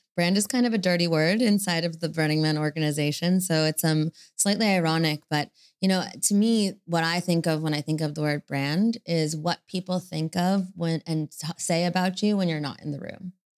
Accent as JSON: {"language": "English", "country": "United States", "said": "I'm, I'm American"}